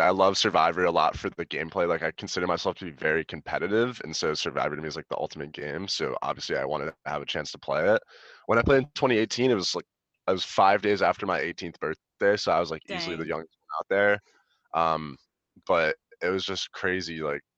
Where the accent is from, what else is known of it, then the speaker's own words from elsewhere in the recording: Connecticut, United States; moved away as an adult; also born or lived in Texas; now in Chicago, United States; I'm living out here in Chicago, originally from Connecticut, but I also spend a lot of time in Texas